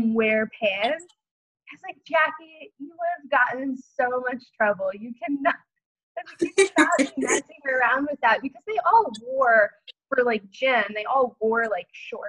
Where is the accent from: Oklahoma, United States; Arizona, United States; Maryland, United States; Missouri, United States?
Oklahoma, United States; I grew up in Oklahoma, so I'm fairly, like, familiar with, like, Southern culture